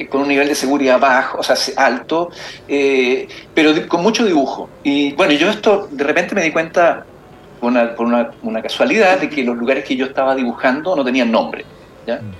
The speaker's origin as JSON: {"language": "Spanish", "region": "Magallanes", "country": "Chile", "said": "yo viajo siempre, porque soy de Magallanes, entonces empecé a viajar y hacer eh, rutas especiales en Tierra del Fuego."}